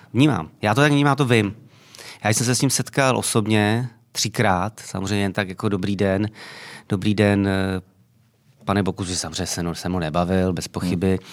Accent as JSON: {"language": "Czech", "town": "Mladá Vožice", "region": "South Bohemian Region", "country": "Czechia", "also_born_or_lived": "Tábor", "said": "já pocházím z Mladé Vožice, což je 20 km od tábora, ale považuji se samozřejmě za táboráka"}